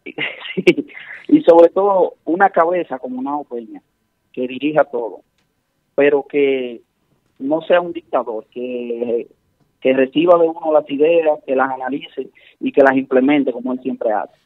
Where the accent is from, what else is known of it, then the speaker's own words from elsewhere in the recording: Santiago de los Caballeros, Santiago, Dominican Republic; yo soy de Santiago